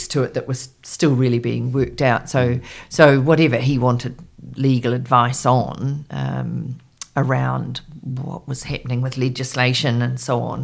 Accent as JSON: {"language": "English", "country": "New Zealand", "also_born_or_lived": "London", "said": "I was a speechwriter and I was from New Zealand"}